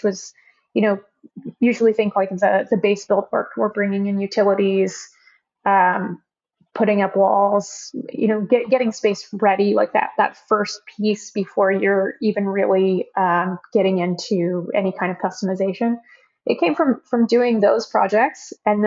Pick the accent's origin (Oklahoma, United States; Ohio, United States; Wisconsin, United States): Oklahoma, United States; now in San Francisco Bay Area, United States; We're both from Oklahoma